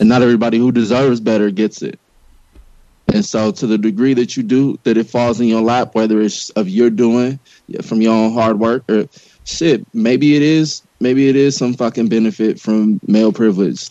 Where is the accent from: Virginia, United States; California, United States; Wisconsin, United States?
California, United States; Los Angeles; I grew up in South Central LA during the beginning of the crack e- epidemic